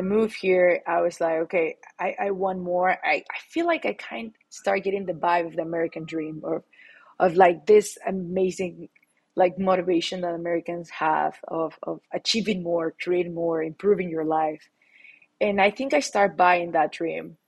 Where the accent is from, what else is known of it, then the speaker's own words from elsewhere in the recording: Mexico City, Mexico; accent: Latin; English is a second language; moved away as an adult; now in United States; I'm born and raised in Mexico City. I recently moved to the US